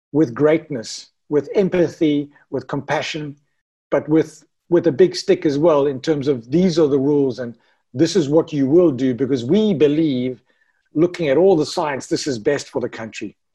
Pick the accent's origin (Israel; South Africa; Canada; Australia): South Africa; Ironman South Africa, me being South African